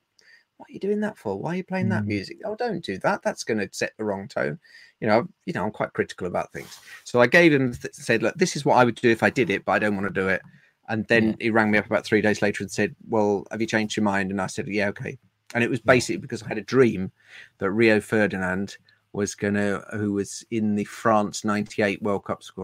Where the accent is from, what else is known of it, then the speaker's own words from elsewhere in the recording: Woodford Green, London, United Kingdom; also born or lived in Cambridgeshire; I'm not an indigenous Londoner. I was born in Cambridgeshire, and we moved when I was six. We moved to Woodford Green